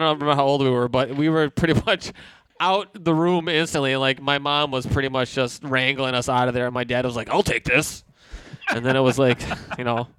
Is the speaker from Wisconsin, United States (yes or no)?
yes; Janesville, Wisconsin, United States; where I grew up in Janesville, Wisconsin